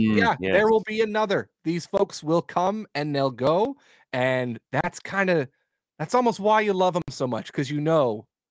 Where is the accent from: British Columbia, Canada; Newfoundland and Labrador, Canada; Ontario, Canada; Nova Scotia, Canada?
British Columbia, Canada; Vancouver; I'm from Vancouver, BC.